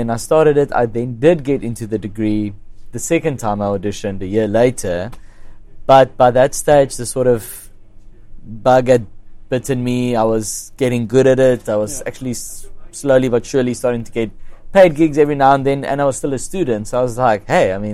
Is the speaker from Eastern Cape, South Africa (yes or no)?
no; Kempton Park, Gauteng, South Africa; it was in Kenton Park, which is my hometown